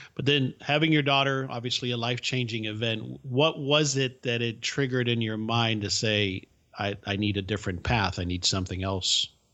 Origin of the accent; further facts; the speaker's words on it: Miami, Florida, United States; English is a second language; I didn't speak English until I started school, but I grew up in the bubble that was the subculture of Miami.